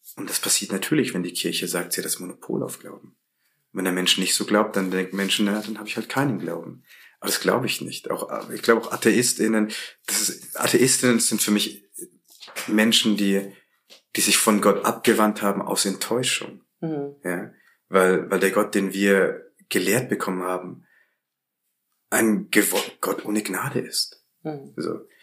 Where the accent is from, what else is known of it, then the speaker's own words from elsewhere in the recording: Bavaria, Germany; Ich bin in Bayern groß geworden